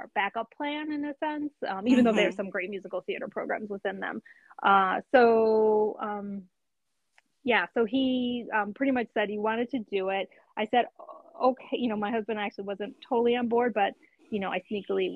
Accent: Detroit, Michigan, United States; moved away; a friend that I grew up with in Detroit

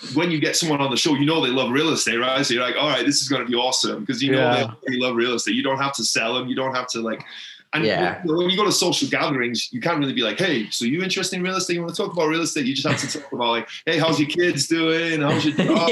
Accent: Wales, United Kingdom; I grew up in Wales in the UK. It's a tiny, tiny little town in Wales in the UK

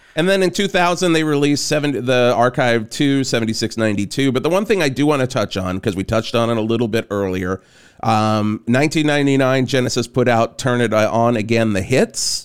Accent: the South, United States; growing up in the South

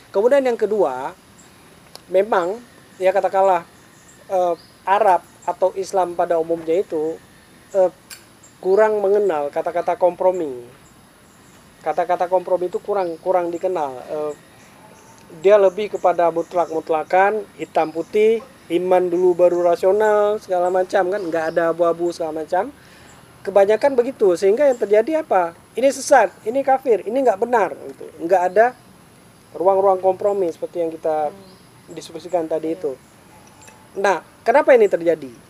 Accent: Aceh, Indonesia; born there; Saya bisa dipilih, saya nggak mau lahir di Aceh. Cuma punya dua musim.

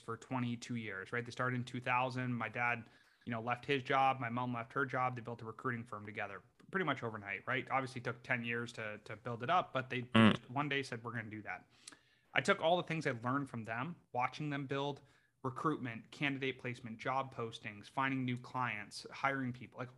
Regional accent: Canada; moved away as an adult; also born or lived in United States; I grew up in Canada, did a four-year degree there, became a chiropractor in the U.S.

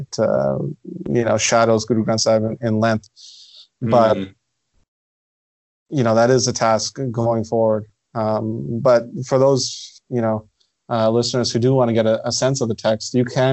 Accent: Ottawa, Ontario, Canada; I'm born and raised in Ottawa, Canada.

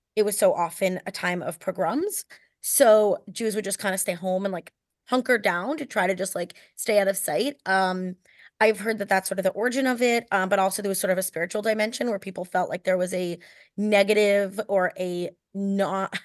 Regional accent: United States; as an American

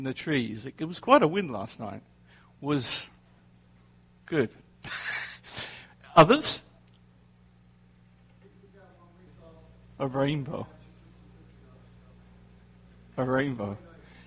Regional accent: England, United Kingdom; now in New Jersey, United States; I grew up in England

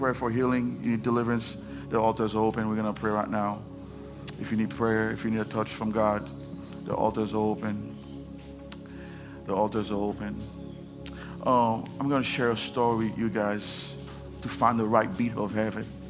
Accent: Haiti; English is a second language; moved away; I'm from Haiti. If you don't know that, I have an accent.

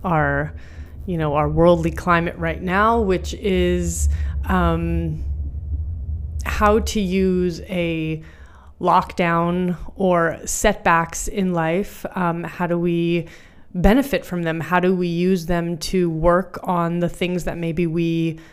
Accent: Canada; moved away as an adult; now in Berlin, Germany; I'm originally from Canada, and I've been in Berlin

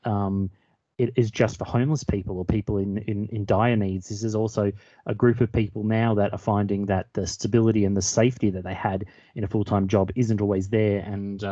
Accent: Melbourne, Victoria, Australia; moved away as an adult; also born or lived in Walthamstow, London; now in London, United Kingdom; I'm originally from Australia, from Melbourne, but moved over to the UK and moved to Walthamstow about 2 years ago.

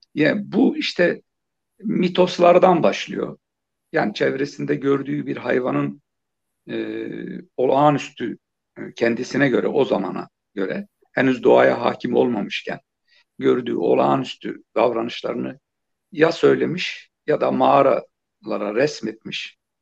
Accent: Turkey; küçükken yani biraz da deyim yerindeyse Küçük Pekin denilen bir yerde büyüdüm. E, küçük bir ilçeydi

